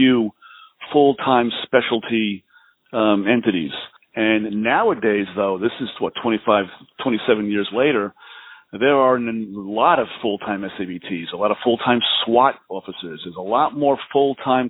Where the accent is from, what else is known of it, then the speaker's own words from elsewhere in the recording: New York City, New York, United States; moved away as an adult; also born or lived in Oklahoma; I grew up in New York City